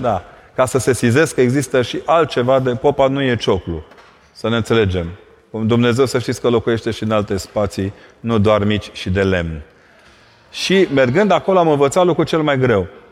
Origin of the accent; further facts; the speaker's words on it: Brașov, Brașov County, Romania; also born or lived in Vâlcea County; eu sunt brașovean, la mine când te uitai spre munți